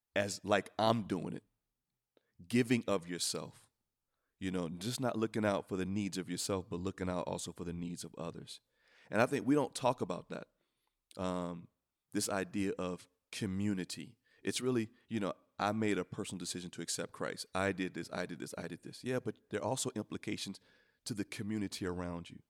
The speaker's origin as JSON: {"language": "English", "country": "United States", "said": "I'm an American"}